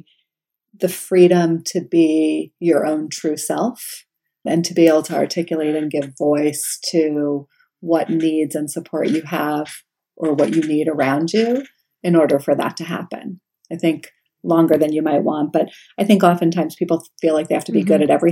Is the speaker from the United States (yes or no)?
yes; New York, United States; I'm from New York